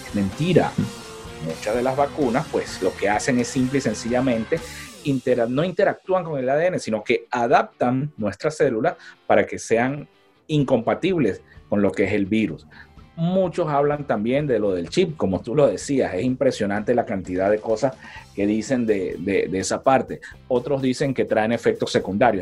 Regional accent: San Cristóbal, Táchira, Venezuela; now in Riverside, United States; de donde nosotros somos, de San Cristóbal

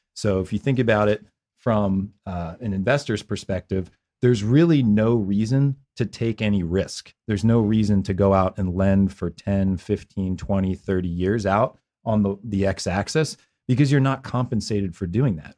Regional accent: Philadelphia, Pennsylvania, United States; I grew up in Philadelphia

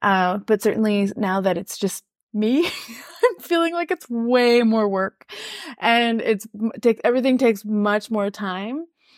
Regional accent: Saskatchewan, Canada; first language French; English is a second language; I'm Francophone, but I grew up in Saskatchewan, so there's a lot of English in my life

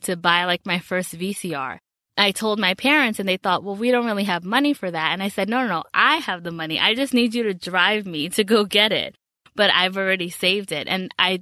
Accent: New York City, New York, United States; I grew up in the Bronx in New York

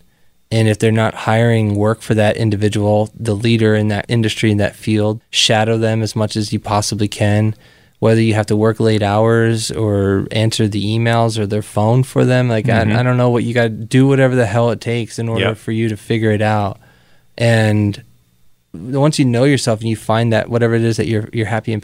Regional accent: Philadelphia, Pennsylvania, United States; I come from Juniata Park, which is at now one of the most probably densely populated drug regions in Philadelphia.

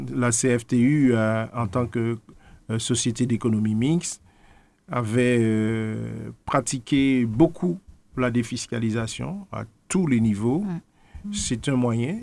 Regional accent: Martinique; nous sommes Martiniquais

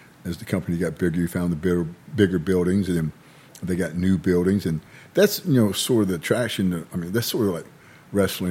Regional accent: United States; I've lived here my whole life

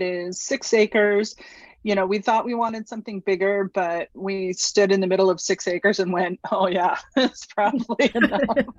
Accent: New England, United States; also born or lived in Houston, United States; So we moved from Houston. I grew up in New England, kind of a wanderer at heart.

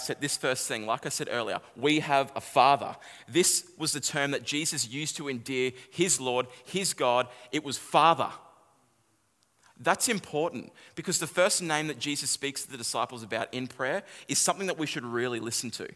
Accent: Kallangur, north of Brisbane, Queensland, Australia; I grew up in a suburb called Kalanga

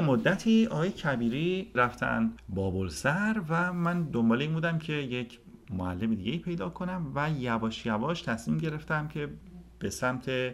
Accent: Sari, Mazandaran, Iran; also born or lived in Tehran; متولد 1355 خورشیدی در شهر ساری متولد شدم

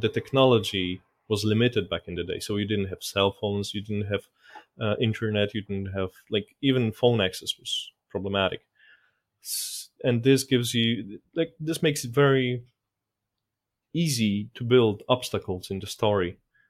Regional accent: Poland; My dad used to be in the military, and we tended to move around a lot until I was in primary school. So I didn't have a problem with moving from one city to another

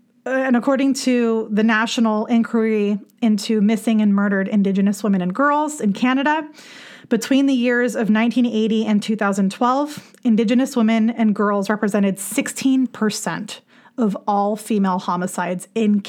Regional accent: Los Angeles, California, United States; moved away; also born or lived in Santa Barbara; I grew up in the San Fernando Valley, you know, lived there for a good chunk of my life, moved around a bit, lived in Santa Barbara for a while, went to shows in Ventura, you know, hung around the Southern California vicinity

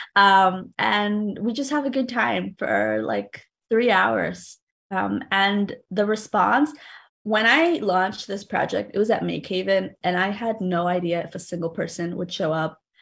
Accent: New Haven, Connecticut, United States; When I was growing up in Fairhaven, um, I lived, or I still live about three blocks, three or four blocks away from a rector square.

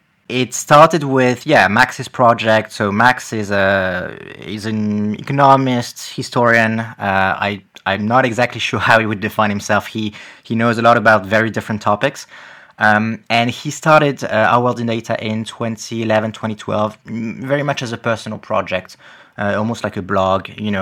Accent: France; accent: French; English is a second language; some people like end up thinking I'm Canadian somehow because apparently it's the right mix, but yeah, it's just a bit confusing for people, and you know, some of them do expect a thicker French accent when they listen to me.

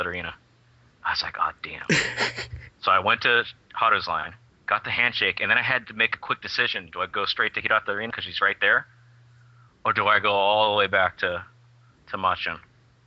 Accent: United States; I'm from America

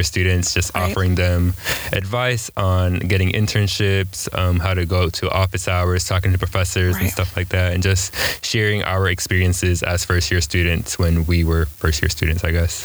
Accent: Raleigh, North Carolina, United States; also born or lived in New York; I'm from Raleigh, North Carolina, originally from New York, moved here when I was 10

